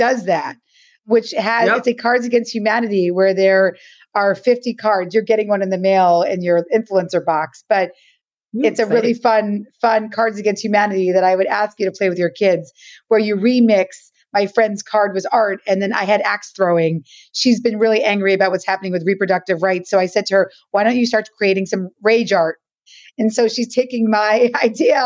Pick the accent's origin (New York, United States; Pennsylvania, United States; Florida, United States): New York, United States; New York City; I'm from the Lower East Side of Manhattan